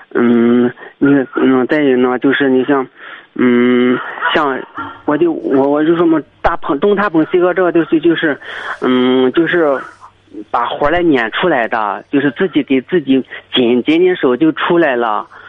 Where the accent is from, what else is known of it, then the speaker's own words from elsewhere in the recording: Weifang, Shandong, China; 我是那个韩挺的韩挺的潍坊的